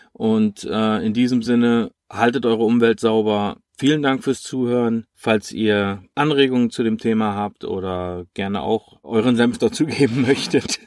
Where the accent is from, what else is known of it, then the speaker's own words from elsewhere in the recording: Germany; wir als Deutsche